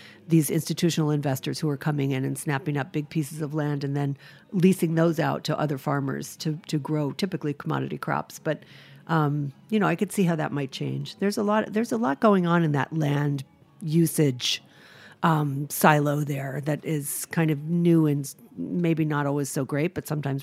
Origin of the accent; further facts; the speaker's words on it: Rhode Island, United States; now in New York, United States; I'm from Rhode Island